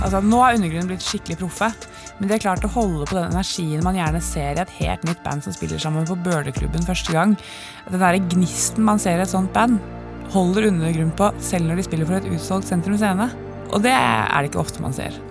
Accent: Oslo, Norway; Jeg vokste opp på Kampen, samme sted som et par av de seks gutta kommer fra

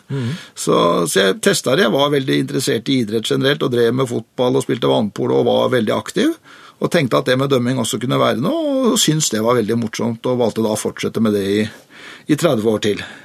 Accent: Oslo, Norway; Sjøl så vokste jeg opp på Lambertseter, gikk på Lambertseter skole

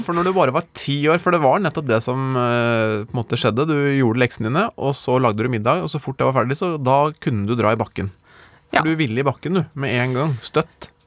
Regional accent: Gjøvik, Innlandet, Norway; jeg er jo fra Gjøvik

